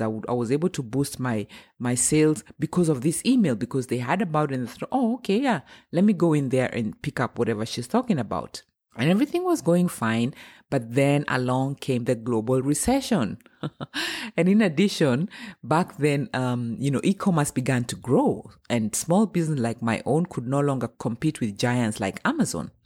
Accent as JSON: {"language": "English", "country": "Kenya", "moved": "yes", "lives_now": "Germany", "said": "I'm Kenyan and I'm based in Germany. I've been living here for almost twenty years."}